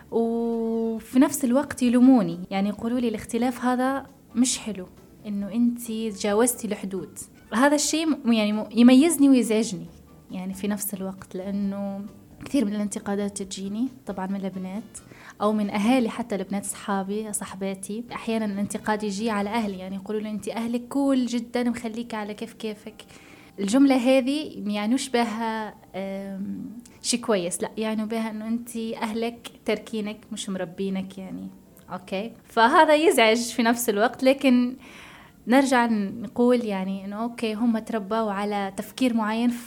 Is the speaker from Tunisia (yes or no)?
yes; Tunisia; أنا شو العادات والتقاليد اللي عندنا في تونس لازم أمشي عليها لا بالعكس أنا واصلة العمر يعني 24 المفروض أكون عارفة عادات وتقاليد تونس كلها